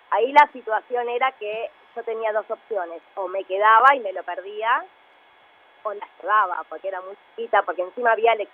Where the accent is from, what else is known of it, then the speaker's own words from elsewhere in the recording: Lanús, Buenos Aires Province, Argentina; De Lanús.